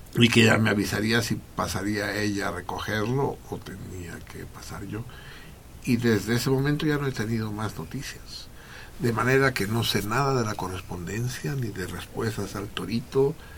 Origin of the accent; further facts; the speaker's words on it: Mexico; en México